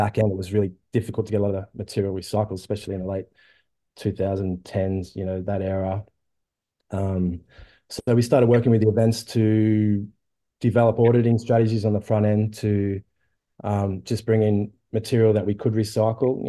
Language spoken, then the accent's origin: English; Byron Bay, New South Wales, Australia; I grew up in Byron Bay in Byron Shire